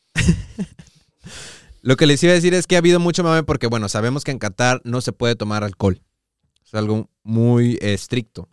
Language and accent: Spanish; Mexico; nosotros como sociedad mexicana